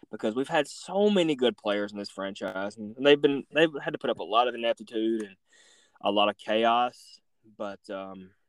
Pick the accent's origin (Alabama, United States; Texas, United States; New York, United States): Alabama, United States; North; I'm from North Alabama